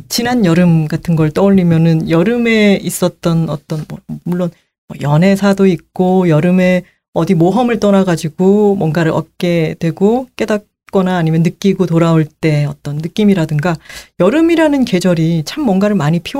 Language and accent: Korean; Busan, South Korea; moved away; 이거 내 고향이네